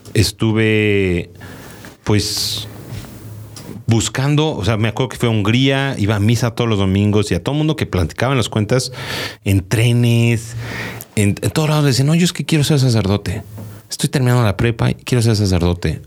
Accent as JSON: {"language": "Spanish", "country": "Mexico", "said": "como niño mexicano"}